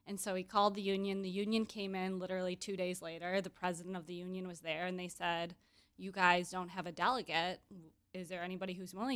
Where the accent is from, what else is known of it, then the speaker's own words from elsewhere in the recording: Grand Rapids, Michigan, United States; moved away as an adult; now in Chicago, United States; I'm from Grand Rapids, Michigan. So when I moved to Chicago